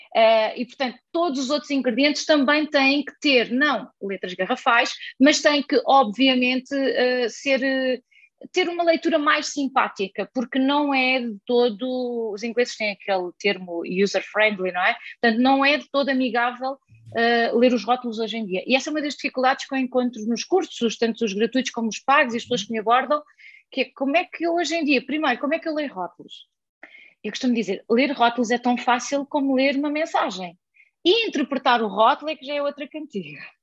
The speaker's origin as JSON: {"language": "Portuguese", "country": "Portugal", "tie": "born or raised there", "said": "Na aldeia onde eu cresci, se eu quiser encomendar uh, comida online, ninguém lá vai entregar comida"}